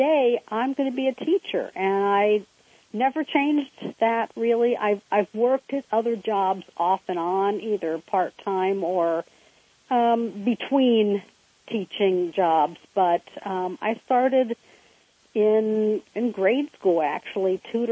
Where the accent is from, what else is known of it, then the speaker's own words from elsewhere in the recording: Cincinnati, Ohio, United States; I grew up in Cincinnati